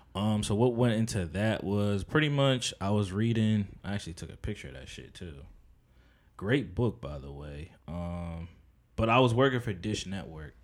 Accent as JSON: {"language": "English", "town": "Edison", "region": "New Jersey", "country": "United States", "tie": "born or raised there", "also_born_or_lived": "Plainfield, New Jersey / Perth Amboy, New Jersey / Piscataway, New Jersey", "said": "I'm from, like, Edison and Piscataway 'cause that was mainly my upbringing"}